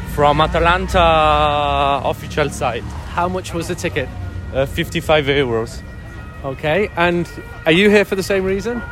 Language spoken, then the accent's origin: English; Milan, Lombardy, Italy; English is a second language; We're, we're from Milan.